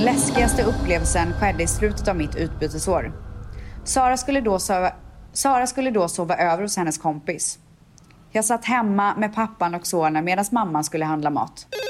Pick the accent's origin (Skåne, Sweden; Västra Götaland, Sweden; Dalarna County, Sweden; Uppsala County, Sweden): Västra Götaland, Sweden; Borås; jag var fjortis i Borås